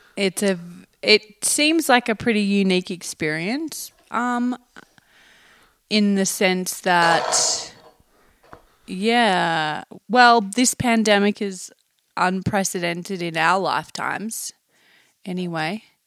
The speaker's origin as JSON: {"language": "English", "region": "Tasmania", "country": "Australia", "moved": "as an adult", "lives_now": "Taos, United States", "said": "I'm from Tasmania under Australia."}